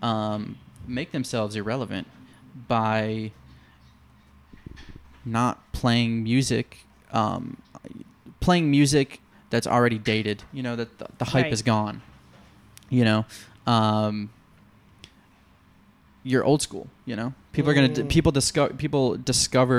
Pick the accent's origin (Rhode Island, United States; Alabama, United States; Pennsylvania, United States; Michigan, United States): Michigan, United States; Detroit; now in New York, United States; the station I grew up listening to in Detroit